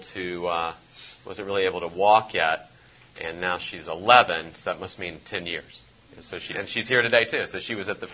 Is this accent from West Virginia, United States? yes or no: yes; West Virginia, United States; now in Louisville, United States; I'm not originally from here. I'm originally from West Virginia